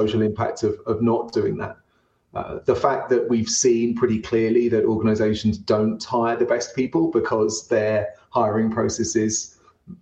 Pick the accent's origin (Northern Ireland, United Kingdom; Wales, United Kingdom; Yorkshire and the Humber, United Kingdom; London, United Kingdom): London, United Kingdom; now in Denver, United States; I'm from London. Now based in Denver